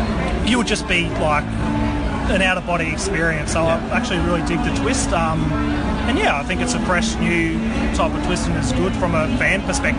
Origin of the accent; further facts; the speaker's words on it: Queensland, Australia; I think as a Queenslander, growing up as a child